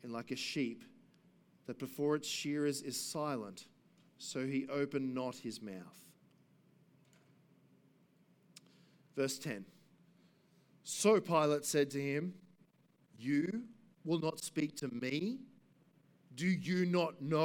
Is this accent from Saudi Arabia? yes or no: no; Gympie, Queensland, Australia; also born or lived in Brisbane; now in Cornubia, Australia; I grew up in Gympie